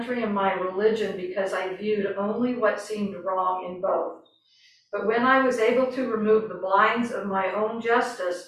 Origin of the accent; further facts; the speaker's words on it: the South, United States; I grew up in the South